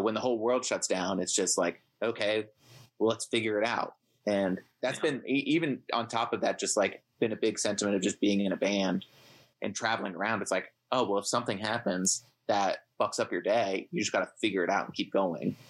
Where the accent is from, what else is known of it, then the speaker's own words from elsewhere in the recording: Ohio, United States; us growing up in Ohio or li- still living in Ohio